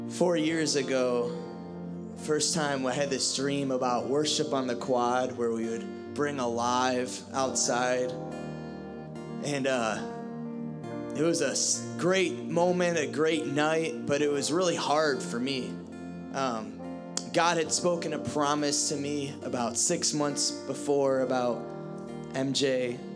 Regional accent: Ohio, United States; moved away; I'm from Ohio

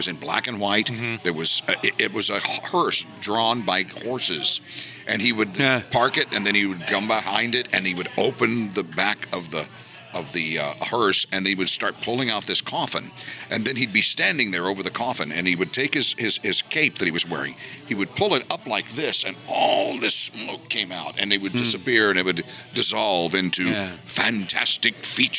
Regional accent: Memphis, Tennessee, United States; when I grew up in Memphis

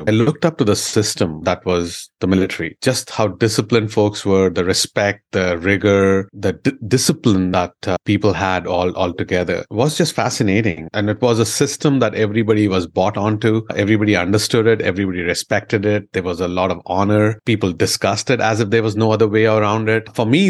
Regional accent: India; moved away as an adult; now in United States; I originally was born and brought up in India, came here for my graduate education to America, and loved the education system, loved the overall energy, and then decided to call this my home.

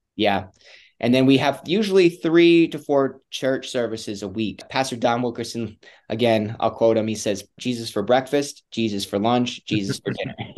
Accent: Wisconsin, United States; moved away; I come from Wisconsin. I grew up in kind of a broken home

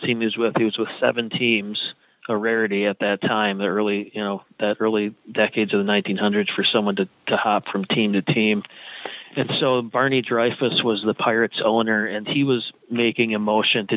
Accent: Eau Claire, Wisconsin, United States; my hometown, Eau Claire, Wisconsin

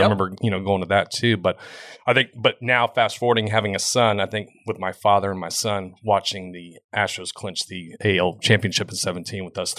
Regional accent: Houston, Texas, United States; I grew up in Houston or in Katy my entire life.

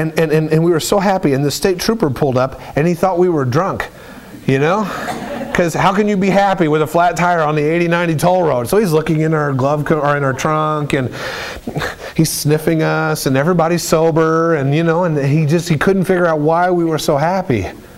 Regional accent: United States; I come from St. Bernard Snake Run, and Snake Run is population 150 people, and my grandparents are buried in the cemetery right next to the church down the center, and we're German, and we're Irish, and we're rural, and it's flat, and it's beautiful

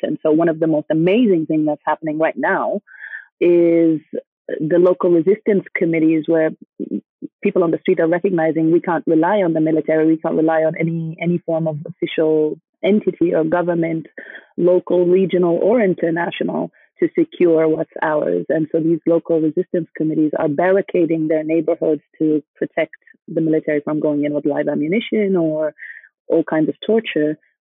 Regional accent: Egypt; also born or lived in Kuwait / Sudan; now in United States; moved to Egypt, uh, where I grew up and went to school

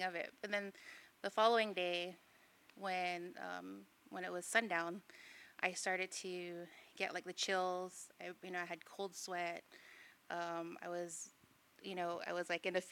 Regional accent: California, United States; now in Guam; I was born in California

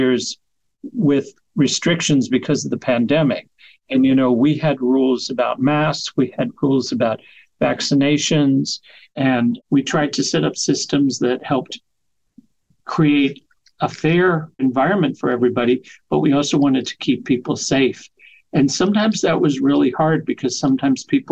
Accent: Kentucky, United States; moved away; I grew up in Kentucky

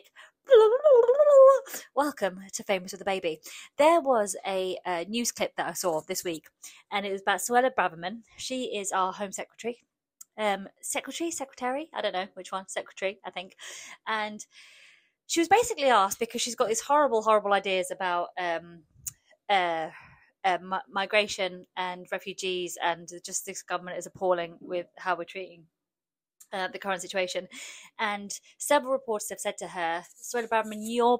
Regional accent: England, United Kingdom; first language Polish; English is a second language; I was born in England, born and raised.

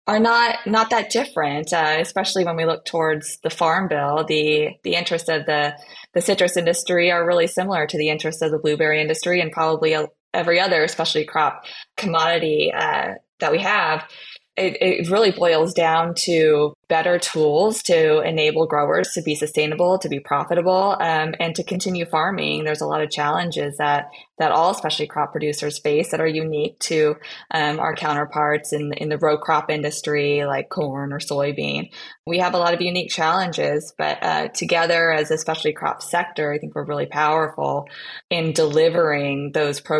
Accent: California, United States; born and raised in California

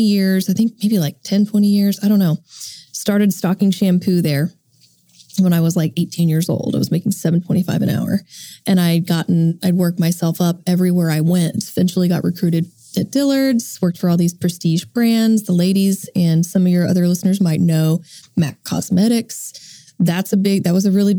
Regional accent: Edmond, Oklahoma, United States; I'm from Edmond, Oklahoma, and my family owned a TV business.

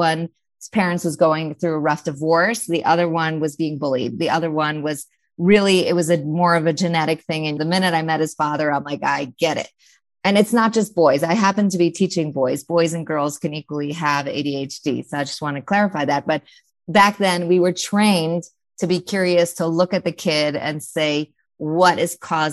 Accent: New York, United States; I'm a New Yorker, mom of 6 remarkable kids.

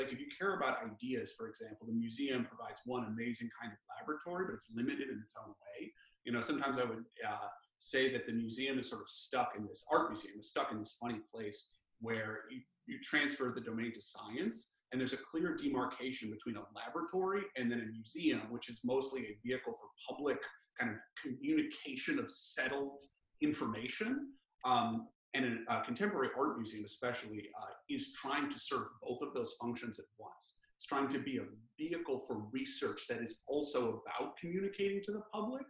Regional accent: Chicago, Illinois, United States; moved away as an adult; also born or lived in Los Angeles / Virginia / Massachusetts; I grew up in Chicago, but both of my parents had grown up in Los Angeles

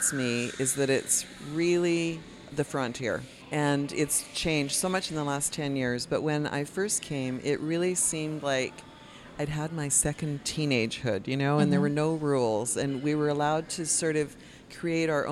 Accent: Canada; moved away as an adult; also born or lived in Vancouver; now in San Jose del Cabo, Mexico; my childhood growing up in Canada

